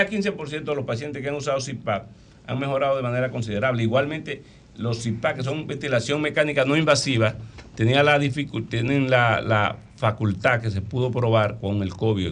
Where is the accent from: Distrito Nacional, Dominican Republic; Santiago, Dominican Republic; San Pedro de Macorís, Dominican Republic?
Santiago, Dominican Republic; Licey al Medio; yo soy santiaguero